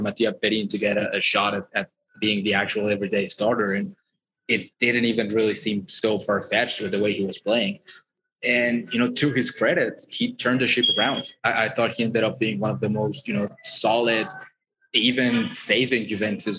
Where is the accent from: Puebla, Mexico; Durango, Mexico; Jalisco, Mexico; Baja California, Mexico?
Puebla, Mexico; with my hometown team